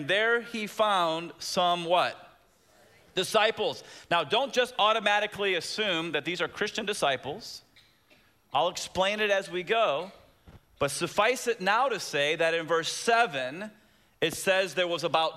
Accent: Tampa, Florida, United States; When I was a little kid growing up in Tampa

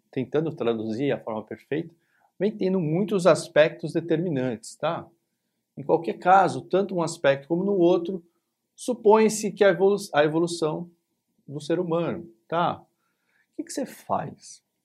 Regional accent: São Paulo, Brazil; aqui em São Paulo, onde eu tô, onde eu nasci, cresci

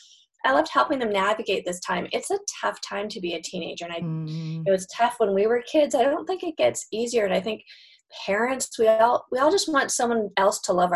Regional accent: Canada; now in United States; I grew up in Canada, so I'm Canadian and moved to the States.

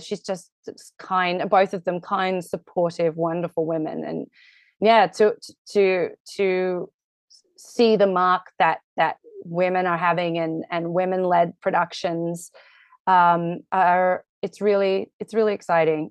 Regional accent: Australia; moved away; I'm very Australian

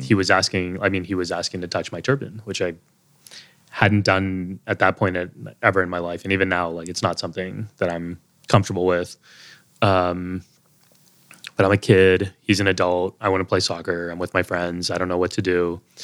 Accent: Texas, United States; moved away as an adult; also born or lived in Boston; now in New York City, United States; growing up in Texas

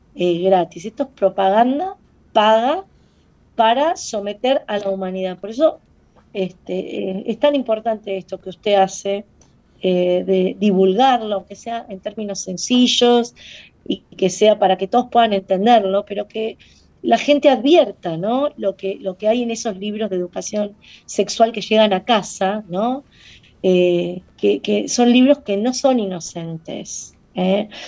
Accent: Argentina

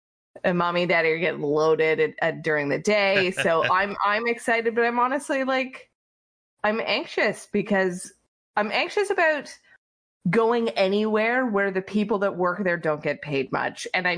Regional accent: Toronto, Ontario, Canada; I am from Toronto, which is obviously the center of the universe.

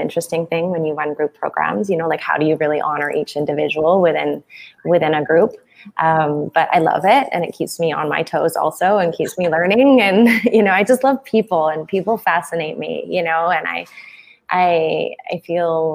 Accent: Canada; moved away as an adult; also born or lived in south of Mexico; now in Mexico; I'm originally from Canada

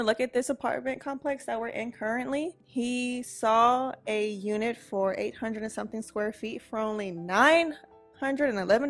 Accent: Houston, Texas, United States; also born or lived in Beaumont, Texas; I was born in Beaumont, Texas. Imagine. I am from Houston, Texas. Been living in Houston all of my life.

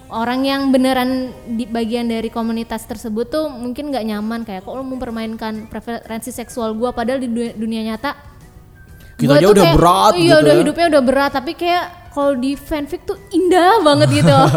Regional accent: Bekasi, West Java, Indonesia; accent: Bekasi; Ron kan gue pakai logat Bekasi

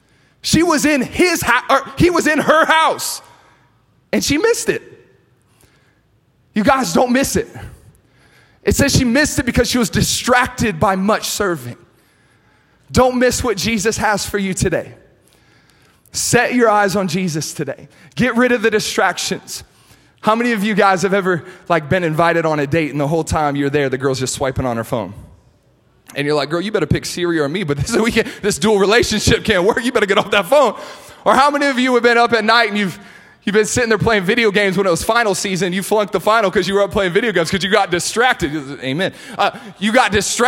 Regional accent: Akron, Ohio, United States; moved away as an adult; now in Los Angeles, United States; I'm originally from Akron, Ohio

